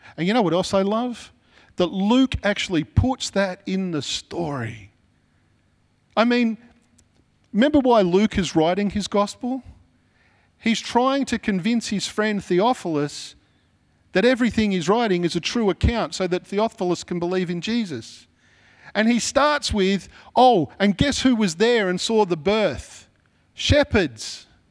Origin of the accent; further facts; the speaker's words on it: Sydney, New South Wales, Australia; I'm from Mount Druitt